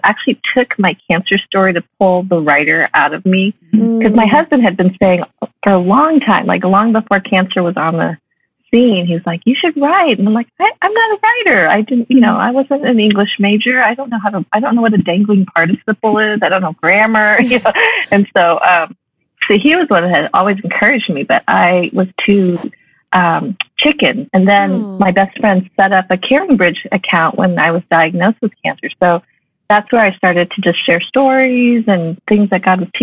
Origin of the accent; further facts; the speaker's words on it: Colorado, United States; moved away; I grew up in Colorado